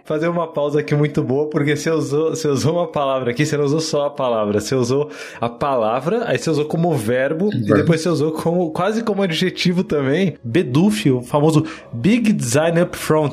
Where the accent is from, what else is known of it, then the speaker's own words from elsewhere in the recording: Paulista, São Paulo, Brazil; Eu sou um dos primeiros paulistas, assim, da K21